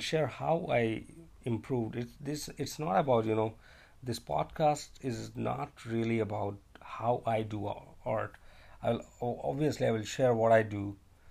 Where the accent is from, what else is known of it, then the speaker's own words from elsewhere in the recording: India; moved away as an adult; now in China; I'm actually from India, but I'm currently living in China because of my job.